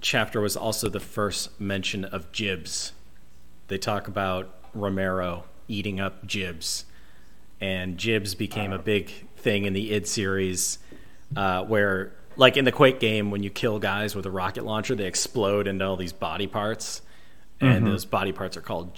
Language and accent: English; Troy, Michigan, United States; I grew up in Troy, Michigan